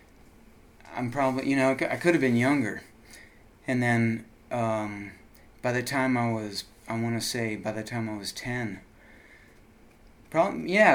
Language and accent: English; Rockville, Maryland, United States; I grew up in Rockville, Maryland